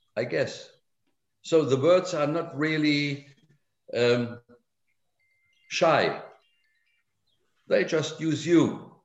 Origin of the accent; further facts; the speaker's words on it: Germany; English is a second language; my work there as a young German